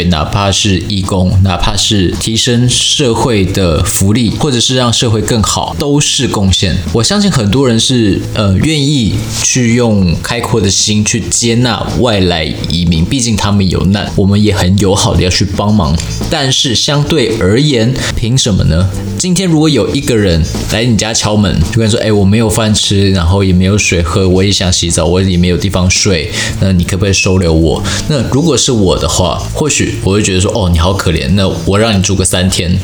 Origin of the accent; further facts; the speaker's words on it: Taiwan; 我就说我是台湾人